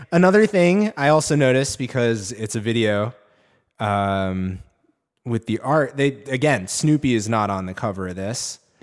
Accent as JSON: {"language": "English", "region": "New England", "country": "United States", "said": "I'm from New England"}